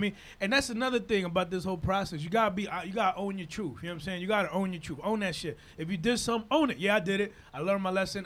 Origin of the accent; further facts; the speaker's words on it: Dominican Republic; English is a second language; also born or lived in Harlem, New York / Inwood, New York / Washington Heights, New York; now in New York, United States; I come from Dominican Republic, born yeah. and raised, and in Dominican Republic